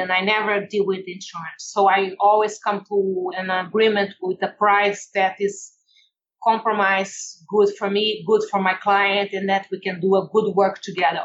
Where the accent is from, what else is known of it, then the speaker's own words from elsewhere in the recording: Brazil; English is a second language; moved away as an adult; now in United States; I come from Brazil, where it's very laid back